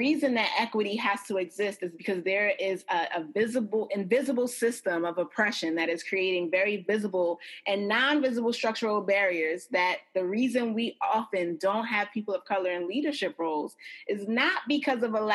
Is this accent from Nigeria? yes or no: yes; Nigeria; I am Nigerian